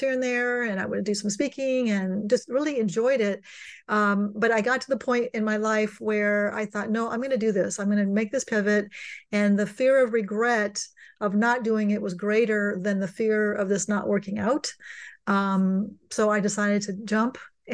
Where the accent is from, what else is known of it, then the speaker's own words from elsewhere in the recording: California, United States; I'm born and raised in California